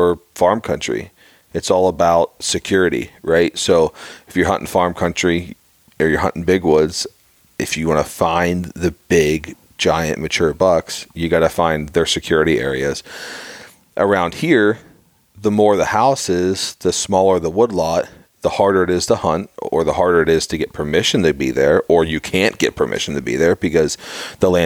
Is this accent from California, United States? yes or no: no; Pittsburgh, Pennsylvania, United States; growing up in Pittsburgh myself